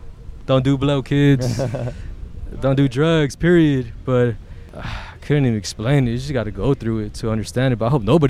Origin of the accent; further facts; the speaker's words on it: Carson, California, United States; now in Hawthorne, United States; I was born in Torrance Memorial. Okay. My childhood was all through Carson. Mm. Then moved to Hawthorne.